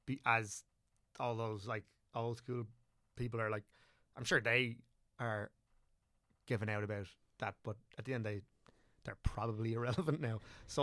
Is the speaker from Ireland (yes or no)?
yes; County Wicklow, Ireland; I'm from Wicklow, obviously, and all rest of it, but so I would consider myself from Wicklow.